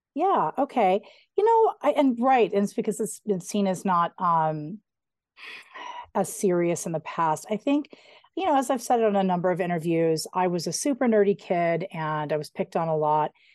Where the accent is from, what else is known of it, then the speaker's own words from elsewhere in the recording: Colorado, United States; I grew up right outside of Denver between Idaho Springs and Evergreen.